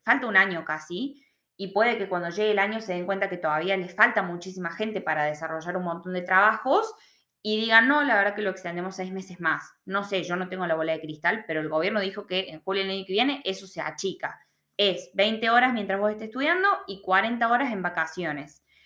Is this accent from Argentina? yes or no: yes; Argentina; moved away as an adult; now in Australia; yo hablo mucho del punto de vista del argentino porque yo soy argentina